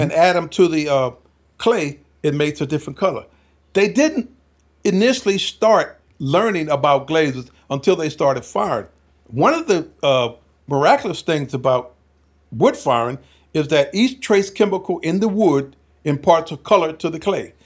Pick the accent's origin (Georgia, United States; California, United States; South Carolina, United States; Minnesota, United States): South Carolina, United States; moved away; also born or lived in Henderson, North Carolina; We're from South Carolina